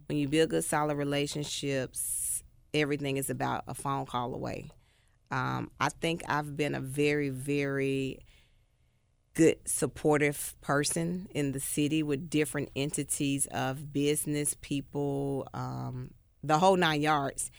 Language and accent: English; Memphis, Tennessee, United States; I'm from White Haven, graduated from White Haven High School, nineteen ninety-five